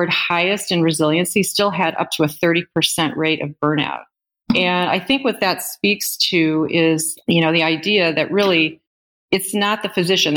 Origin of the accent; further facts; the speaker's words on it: Northern Illinois, United States; moved away; also born or lived in Milwaukee area, Wisconsin / Northern Wisconsin; I'm originally from Northern Illinois